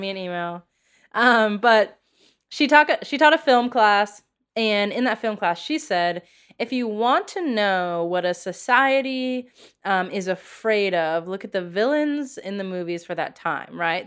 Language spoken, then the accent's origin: English; United States; being an American